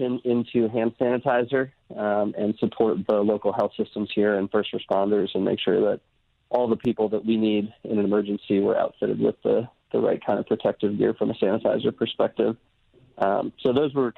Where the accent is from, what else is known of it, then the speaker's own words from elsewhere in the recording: Brooklyn, New York, United States; now in Virginia, United States; I grew up in Brooklyn